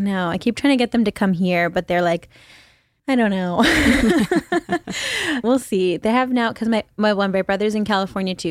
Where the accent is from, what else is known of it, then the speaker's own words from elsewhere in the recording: Philippines; moved away as an adult; also born or lived in China / New York City, United States; now in Los Angeles, United States; Mostly the Philippines and China.